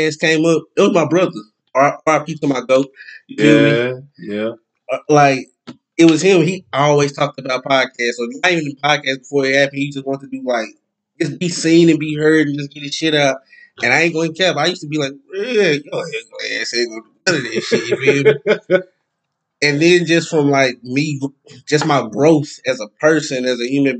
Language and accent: English; Longview, Texas, United States; I'm from East Texas. I'm from Longview